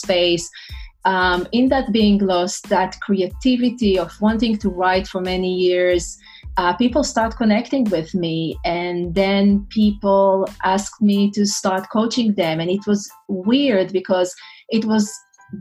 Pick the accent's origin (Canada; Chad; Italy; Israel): Israel; English is a second language; moved away as an adult; also born or lived in New York City, United States; now in North Carolina, United States; originally I'm from Israel.